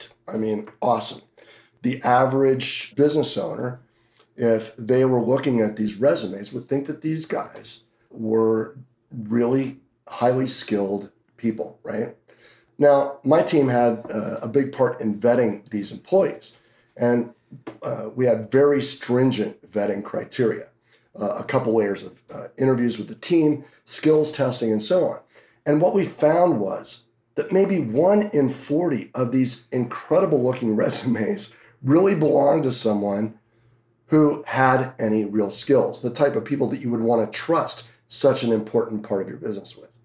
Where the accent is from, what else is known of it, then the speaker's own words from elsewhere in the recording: Hanover, New Hampshire, United States; also born or lived in Boston area, Massachusetts; now in Las Vegas, United States; I grew up in Hanover, New Hampshire, where Dartmouth College is at, and ended up moving down towards the Boston area for 10 years and then moved out here